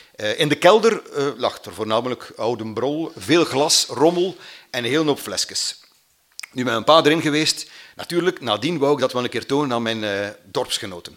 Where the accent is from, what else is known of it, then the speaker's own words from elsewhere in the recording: Mater, Flanders, Belgium; ik ben van Mater. Mater ligt ergens in de Vlaamse Ardennen, vlakbij Oudenaarde